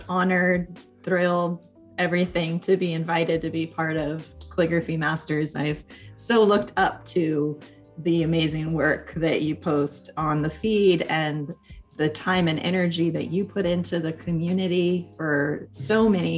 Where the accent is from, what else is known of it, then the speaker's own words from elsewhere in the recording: Sonoma County, Northern California, United States; I ended up coming back to my hometown. So born and raised here.